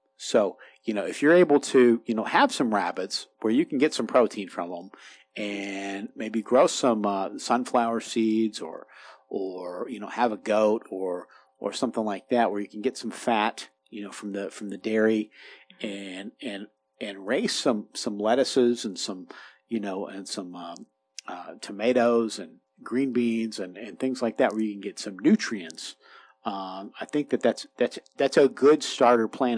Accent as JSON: {"language": "English", "region": "Kentucky", "country": "United States", "tie": "born or raised there", "also_born_or_lived": "Florida", "moved": "yes", "lives_now": "Appalachia, United States", "said": "grew up in Kentucky."}